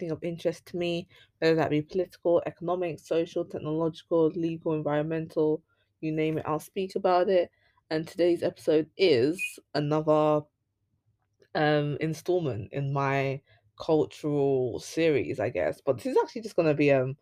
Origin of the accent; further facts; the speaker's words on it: London, United Kingdom; somebody who was born and raised in Leytonstone